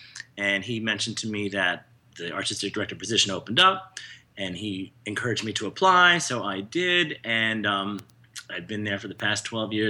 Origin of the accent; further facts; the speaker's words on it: Bethlehem, Pennsylvania, United States; Bethlehem, Pennsylvania.